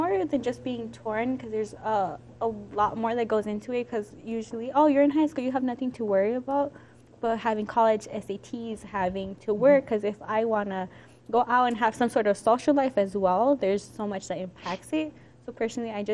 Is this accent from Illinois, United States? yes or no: no; Arapahoe County, Colorado, United States; I'm 18, and I'm from Arapahoe County